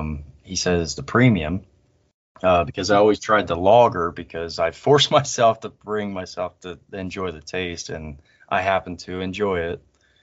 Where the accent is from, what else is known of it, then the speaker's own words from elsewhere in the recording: Ohio, United States; now in Pennsylvania, United States; I am in PA. Even though I was born and raised in Ohio